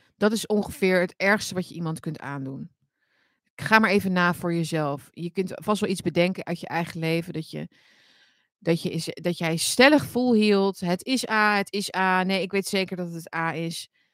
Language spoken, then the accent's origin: Dutch; Netherlands; wij hebben als Nederlander